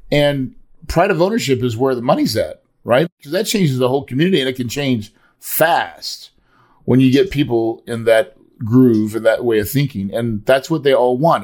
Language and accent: English; the Ozarks, United States; I grew up in the Ozarks